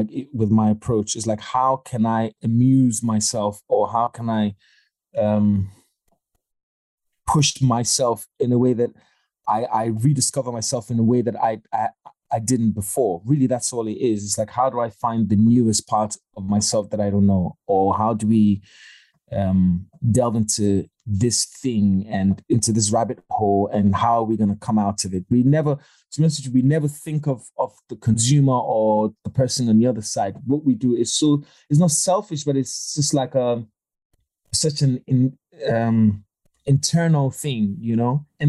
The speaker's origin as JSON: {"language": "English", "country": "Ghana", "tie": "born or raised there", "said": "Cause of Money absolutely was just us reimagining what life was like growing up in Ghana in high school"}